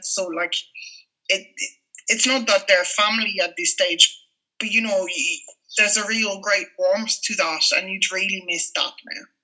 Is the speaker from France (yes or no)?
yes; Paris, Île-de-France, France; moved away as an adult; now in Ireland; growing up in Paris in the 80s and the 90s